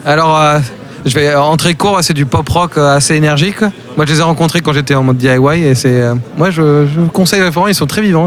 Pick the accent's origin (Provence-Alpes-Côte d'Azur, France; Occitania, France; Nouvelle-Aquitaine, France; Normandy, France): Occitania, France; Castres; moved away as an adult; now in Sweden; je viens de Castres à la base, mhm. euh, j'habite en Suède